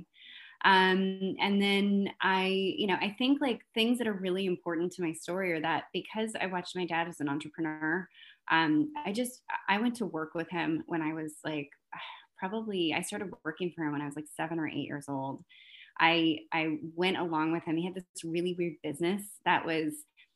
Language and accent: English; Fresno, California, United States; I was born in Fresno, California. So I was born in the Central Valley of California